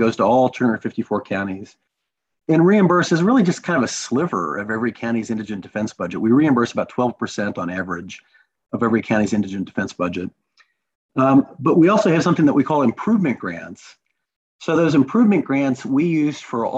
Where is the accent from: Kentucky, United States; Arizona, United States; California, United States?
Kentucky, United States; I grew up in Kentucky